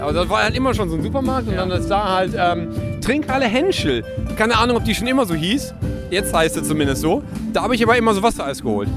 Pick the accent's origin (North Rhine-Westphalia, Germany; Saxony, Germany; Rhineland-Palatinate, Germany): North Rhine-Westphalia, Germany; Essen; in meiner alten Heimat Essen-Stehle